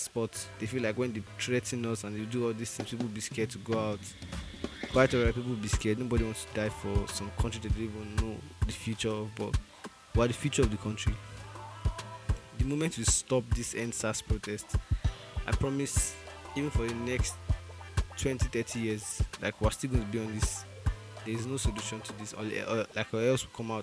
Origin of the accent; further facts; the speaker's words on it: Nigeria; moved away; I'm Nigerian.